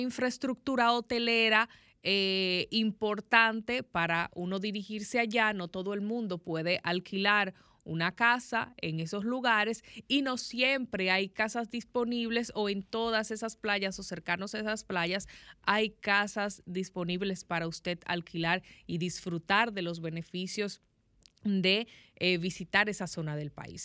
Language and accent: Spanish; Dominican Republic; yo como dominicana, como ciudadana